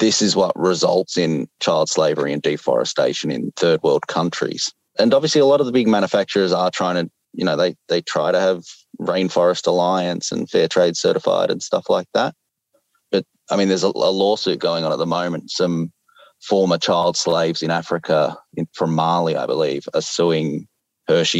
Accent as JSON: {"language": "English", "country": "Australia", "said": "I'm Australian, so we eat Cadbury"}